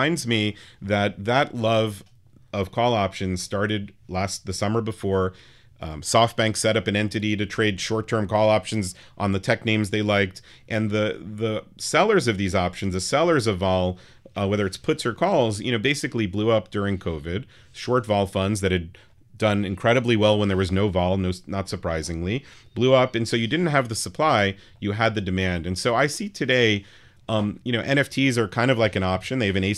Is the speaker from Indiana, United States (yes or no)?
no; New York City, New York, United States; I grew up on the Upper West Side, which was not the safe place it is today back then in the late 80s